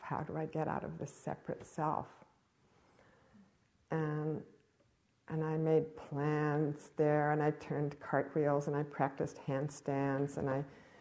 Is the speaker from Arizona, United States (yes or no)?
no; Cambridge, Massachusetts, United States; I grew up in Cambridge, Massachusetts